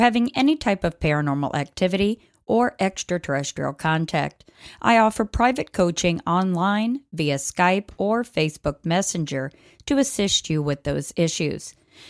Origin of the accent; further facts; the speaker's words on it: West Virginia, United States; Because I'm from West Virginia.